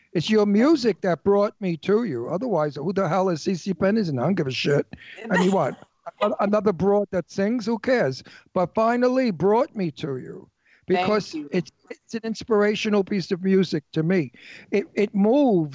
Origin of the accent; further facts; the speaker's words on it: New York City, New York, United States; I'm an Italian from Brooklyn, New York, and we're tough people